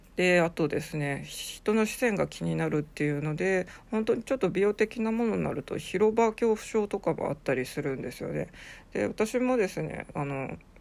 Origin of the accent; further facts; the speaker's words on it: Sapporo, Hokkaido, Japan; moved away; also born or lived in Kanto; 札幌生まれの札幌育ち